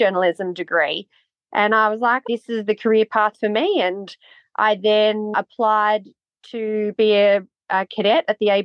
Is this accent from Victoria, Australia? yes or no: no; Bathurst, New South Wales, Australia; also born or lived in Broken Hill; So I grew up in Bathurst. I was actually born in Broken Hill and then my parents moved back to Bathurst